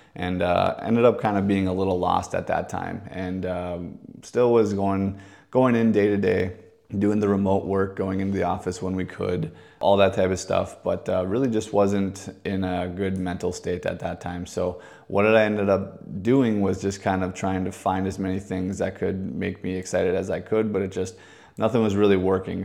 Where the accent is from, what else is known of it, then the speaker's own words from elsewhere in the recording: Maple Grove, Minnesota, United States; also born or lived in Fargo, North Dakota; I was born and raised in Fargo, North Dakota till I was about ten years old. That time, I moved down to the Maple Grove, Minnesota area, went to school, and then ended up going to high school and graduating from Maple Grove Senior High down there